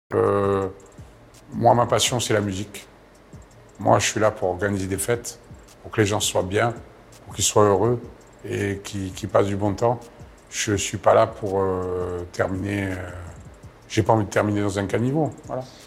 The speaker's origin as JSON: {"language": "French", "town": "Marseille", "region": "Provence-Alpes-Côte d'Azur", "country": "France", "moved": "as an adult", "said": "je suis parti de Marseille"}